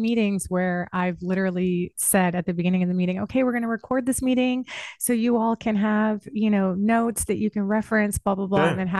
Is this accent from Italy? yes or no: no; St. Croix, U.S. Virgin Islands; And so we grew up on different islands. Cool. Yeah, we're from St. Croix.